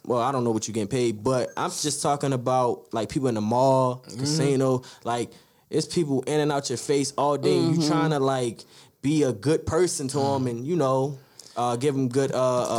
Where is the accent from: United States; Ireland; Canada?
United States; Baltimore, Maryland; I remember growing up on Green Mountain 21st